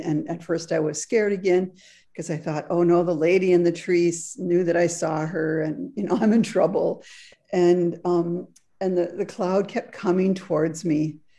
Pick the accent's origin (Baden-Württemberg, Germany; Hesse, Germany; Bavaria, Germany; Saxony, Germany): Hesse, Germany; Frankfurt; English is a second language; When I was a little girl growing up in Frankfurt, Germany, which is where I was born, there was a park adjacent to our home.